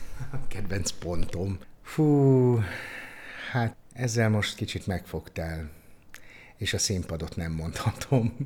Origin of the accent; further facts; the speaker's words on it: Onga, Borsod-Abaúj-Zemplén, Hungary; now in Szeged, Hungary; Akkoriban ott az Ongai Általános Iskolába, Onga városa, ahol én születtem